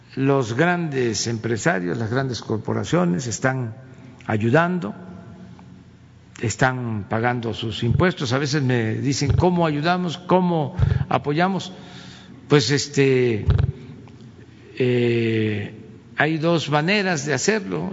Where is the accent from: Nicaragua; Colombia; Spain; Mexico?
Mexico; lo que somos los mexicanos